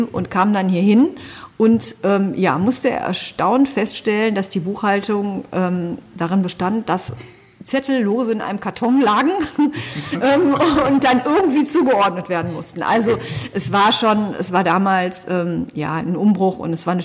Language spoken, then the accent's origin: German; Essen, North Rhine-Westphalia, Germany; born there; now in Solingen, Germany; Ich bin verheiratet, bin gebürtige Essnerin und lebe aber auch schon seit 26 Jahren ähm, mindestens in Solingen und fühle mich einfach auch als Solingerin.